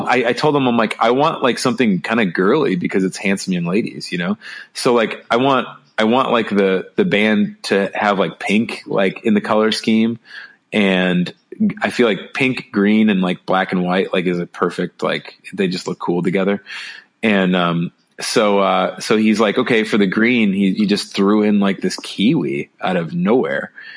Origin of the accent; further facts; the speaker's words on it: Chicago, Illinois, United States; moved away; I'm from Chicago originally